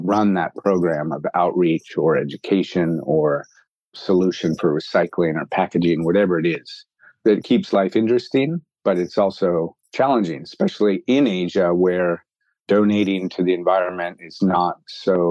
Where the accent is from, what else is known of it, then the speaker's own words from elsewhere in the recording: Bay Area, California, United States; moved away as an adult; now in Hong Kong; I grew up in the Bay Area